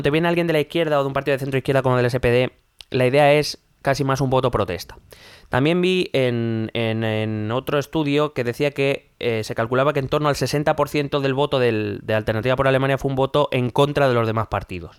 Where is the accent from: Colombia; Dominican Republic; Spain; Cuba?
Spain; nosotros como españoles